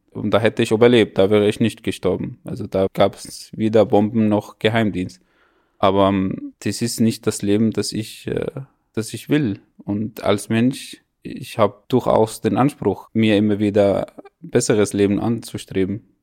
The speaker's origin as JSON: {"language": "German", "country": "Syria", "second_language": "German", "said": "weil ich auch als Syrer nie mir vorgestellt habe, solche Situationen ausgesetzt zu werden."}